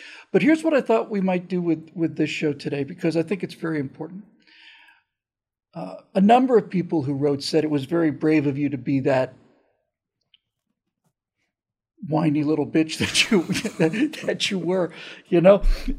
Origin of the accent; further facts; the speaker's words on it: the South, United States; moved away; I grew up in the South with Krispy Kreme.